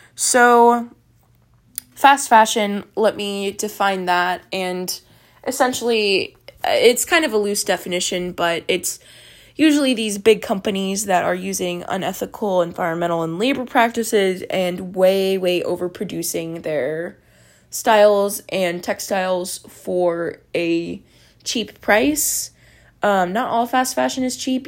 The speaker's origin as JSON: {"language": "English", "region": "Texas", "country": "United States", "said": "I'm from Texas"}